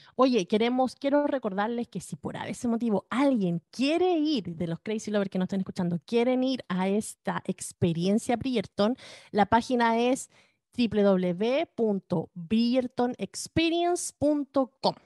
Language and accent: Spanish; Chile; now in California, United States; somos dos chilenas que vivimos acá en California